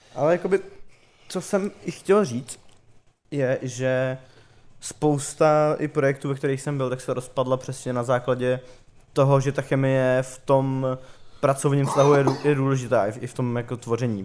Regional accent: Prague, Czechia; jak jsem z Prahy, tak prostě mám tady spoustu známých

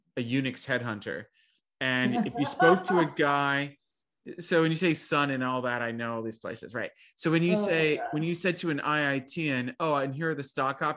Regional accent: New Jersey, United States; I'm from New Jersey.

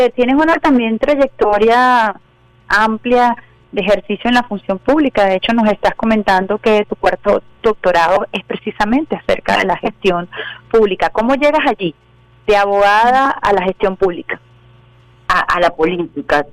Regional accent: Caracas, Miranda, Venezuela; nací en el Cafetal, mi padre es armenio

